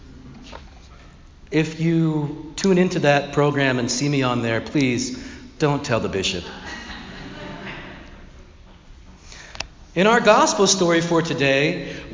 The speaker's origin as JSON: {"language": "English", "town": "Philadelphia", "region": "Pennsylvania", "country": "United States", "moved": "yes", "lives_now": "Mountainside, United States", "said": "I will always see myself as a Philadelphian"}